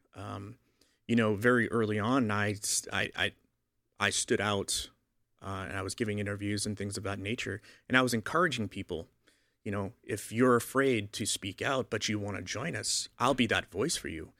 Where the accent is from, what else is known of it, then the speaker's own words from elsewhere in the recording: Boston, Massachusetts, United States; I grew up in Boston, so I, I grew up a Roman Catholic